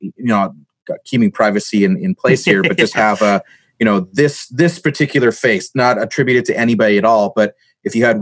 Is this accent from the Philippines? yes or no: no; Canada; being a Canadian on site in the U.S.